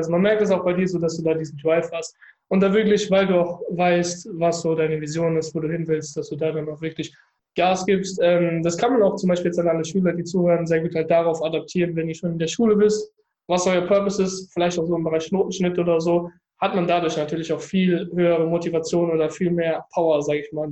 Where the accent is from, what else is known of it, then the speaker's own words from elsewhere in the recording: Frankfurt, Hesse, Germany; also ich komme aus Frankfurt, man sieht ja diese Bankentürme, da wollte ich ganz oben als Manager stehen.